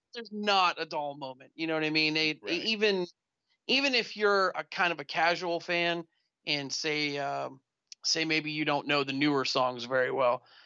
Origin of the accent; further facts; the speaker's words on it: Youngstown, Ohio, United States; I grew up in Youngstown, about 45 minutes from Pittsburgh